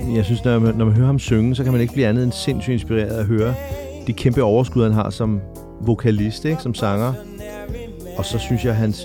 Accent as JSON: {"language": "Danish", "town": "Hvidovre", "region": "Capital Region of Denmark", "country": "Denmark", "tie": "born or raised there", "said": "de der drenge ud fra Hvidovre, hvor jeg voksede op"}